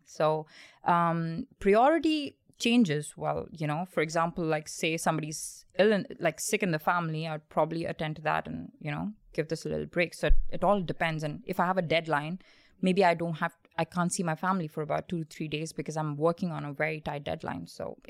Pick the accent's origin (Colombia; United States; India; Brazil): India; So I was born in India and and then because of my dad's nature of job, we did move about a lot.